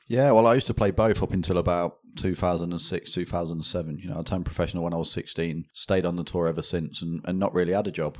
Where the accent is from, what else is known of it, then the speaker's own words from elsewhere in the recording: Leicester, East Midlands, United Kingdom; born and bred in Leicester